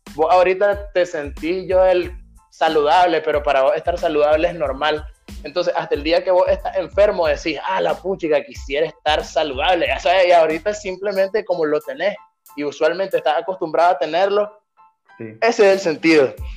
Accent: Nicaragua; accent: Nicaraguan; moved away; yo en ninguna de mis canciones cambiaría mi acento porque yo soy orgullosamente nicaragüense

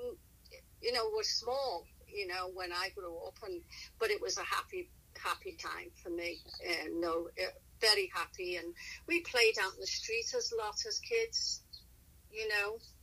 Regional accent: Liverpool, North West England, United Kingdom; moved away as an adult; now in United States; I'm from Liverpool, England. It's the northern part. And we emigrated after we got married.

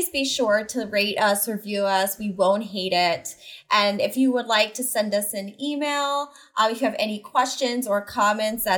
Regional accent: New York City, New York, United States; I'm from Staten Island, New York

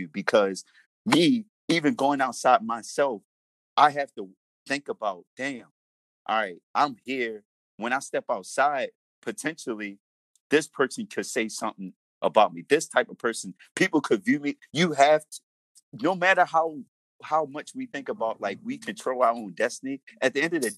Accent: Baltimore, Maryland, United States; growing up in Baltimore.

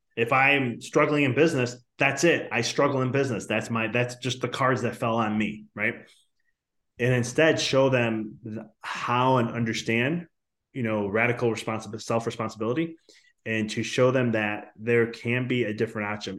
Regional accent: Chicago, Illinois, United States; I'm from Chicago too

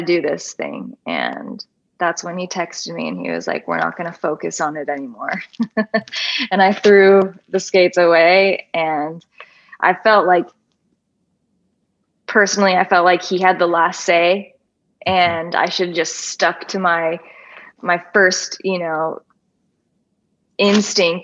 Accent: Atlanta, Georgia, United States; my girlfriend, who I grew up with in Atlanta, Georgia, went to middle school and high school

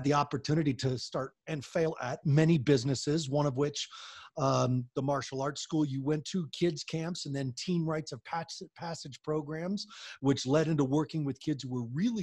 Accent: Longmont, Colorado, United States; I grew up in Longmont, Colorado

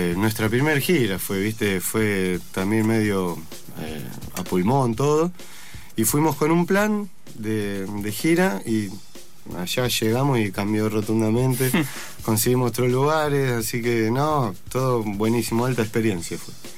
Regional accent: Bariloche, Río Negro, Argentina; yo soy de Bariloche

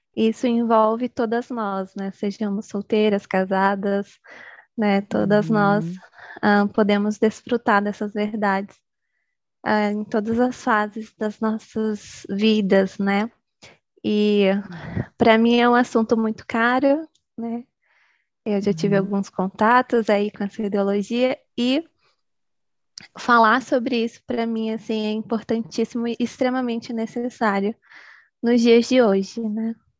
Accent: Bahia, Brazil; sou baiana, moro no interiorzinho da Bahia

